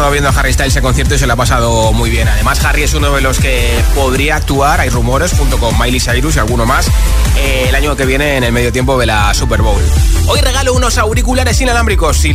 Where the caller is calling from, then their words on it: Valencia, Valencian Community, Spain; de Valencia y mi voto de esta semana va para